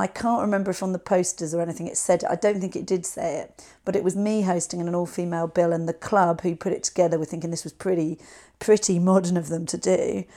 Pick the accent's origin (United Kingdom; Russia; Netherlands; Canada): United Kingdom; West Country, South West England; we're both from the West Country